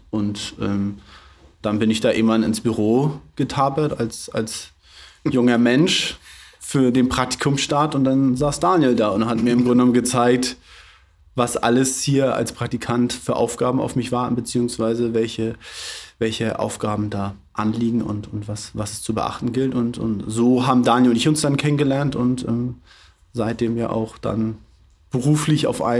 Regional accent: Flensburg, Schleswig-Holstein, Germany; also ich bin gebürtiger Flensburger, bin hier aufgewachsen, bin hier auch zur Schule gegangen, habe hier mein Abitur gemacht, habe dann in Dänemark studiert

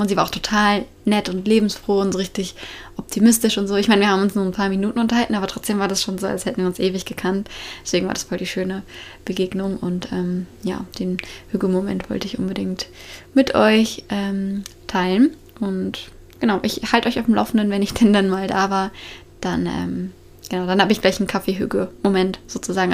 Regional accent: Germany; moved away as an adult; ich komme aus Deutschland

